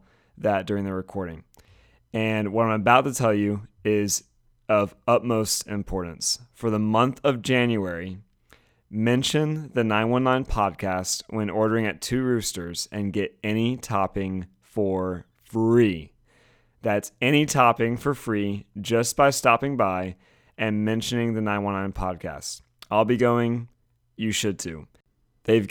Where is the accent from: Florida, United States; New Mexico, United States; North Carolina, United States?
North Carolina, United States; Winston-Salem; I grew up in Winston-Salem, so same area-ish